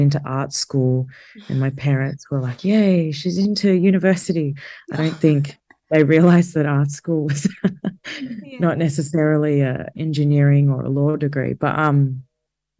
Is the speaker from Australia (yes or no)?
yes; Geelong, Victoria, Australia; I grew up in Geelong in like the very late 80s, early 90s